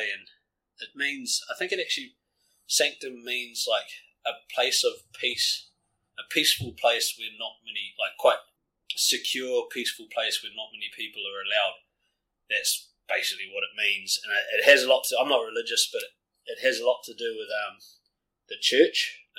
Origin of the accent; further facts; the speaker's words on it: Auckland, New Zealand; I'm from South Auckland, and it's fucking night and day compared to this place.